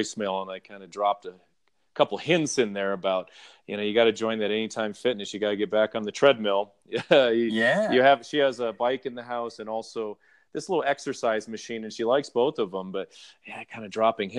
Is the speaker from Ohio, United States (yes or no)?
no; Wisconsin, United States; moved away; growing up in Wisconsin